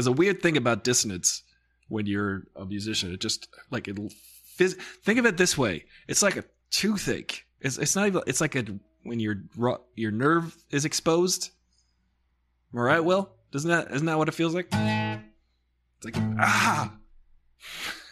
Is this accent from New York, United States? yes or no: yes; New York, United States; Because we weren't born there. We're from New York.